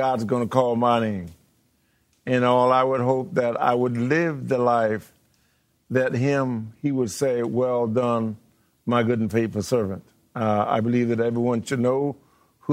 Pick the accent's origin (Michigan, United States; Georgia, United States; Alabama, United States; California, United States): Georgia, United States; I was born in Georgia